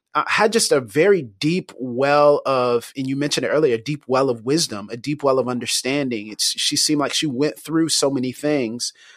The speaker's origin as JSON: {"language": "English", "town": "Pensacola", "region": "Florida", "country": "United States", "tie": "born or raised there", "said": "my hometown of Pensacola, Florida"}